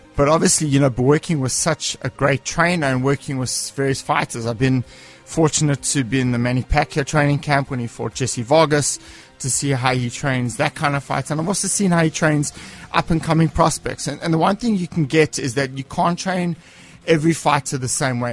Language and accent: English; Cape Town, Western Cape, South Africa; I'm from Cape Town